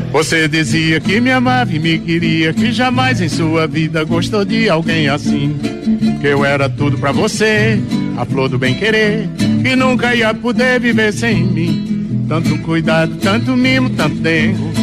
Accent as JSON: {"language": "Portuguese", "town": "Juazeiro do Norte", "region": "Ceará", "country": "Brazil", "also_born_or_lived": "Exu / Santa Maria da Boa Vista", "moved": "yes", "said": "eu sou de Juazeiro"}